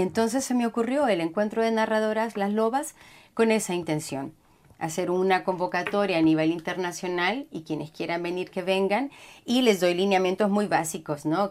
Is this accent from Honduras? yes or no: yes; Honduras; first language Spanish; moved away as an adult; also born or lived in Costa Rica; yo soy hondureña